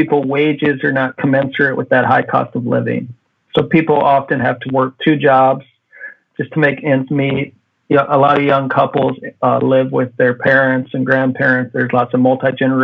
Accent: Midwest, United States; moved away as an adult; now in Hawaii, United States; I'm a Midwesterner

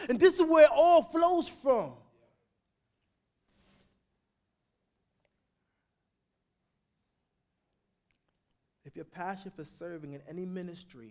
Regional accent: New York, United States; I grew up in New York, so it was like a war zone

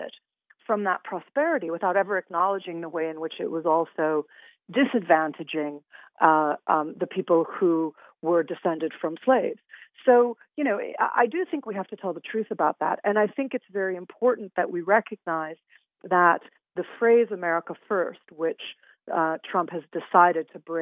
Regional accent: Winnetka, Illinois, United States; I grew up in Chicago. I grew up in the Chicago suburbs in Winnetka

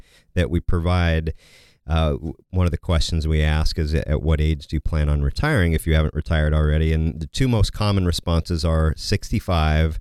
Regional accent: Kansas, United States; I grew up in Kansas

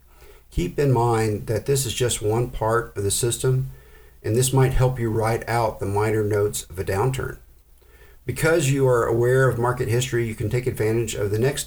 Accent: Oklahoma, United States; I grew up in Oklahoma

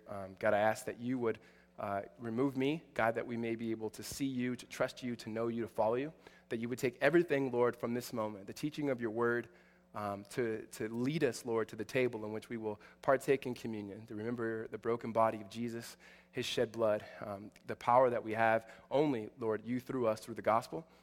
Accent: Southern California, United States; I'm from SoCal

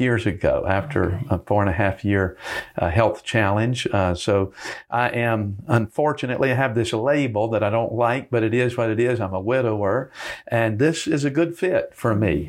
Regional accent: Greenville, North Carolina, United States; also born or lived in Charlotte, North Carolina / London, England; I grew up in Eastern North Carolina

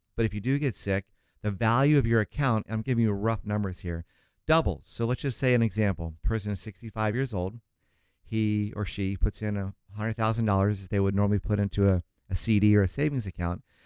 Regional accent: St. Augustine, Florida, United States; now in Southern California, United States; I was raised in Saint Augustine

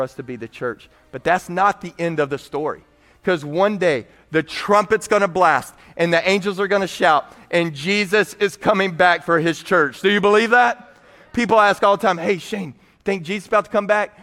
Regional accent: Texas, United States; I'm from Texas

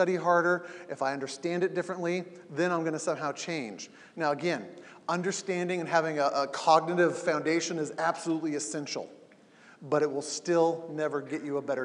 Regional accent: Southern California, United States; I grew up in Southern California

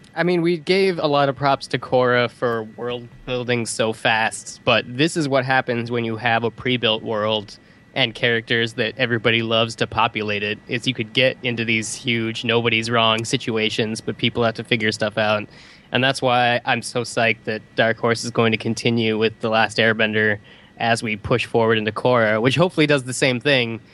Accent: the West, United States; growing up in the West

